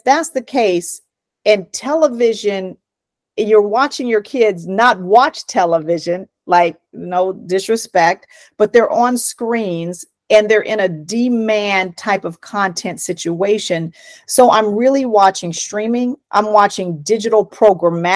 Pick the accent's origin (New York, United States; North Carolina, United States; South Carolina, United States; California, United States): California, United States; Oakland; I grew up in Oakland, California.